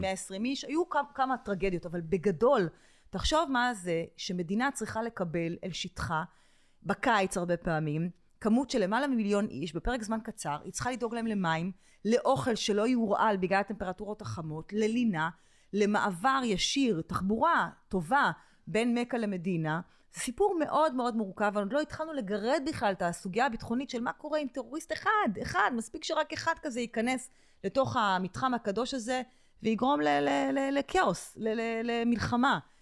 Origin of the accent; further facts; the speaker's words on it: Israel; אני ישראלית